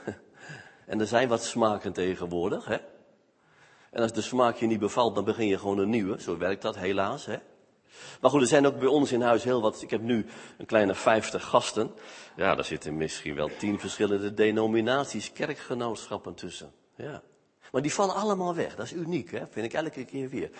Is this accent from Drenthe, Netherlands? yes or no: yes; Smilde, Drenthe, Netherlands; moved away; also born or lived in Veluwe; Ik kom namelijk uit Smilde. Dat ligt naast het plaatsje Vochtelo. Het Veen.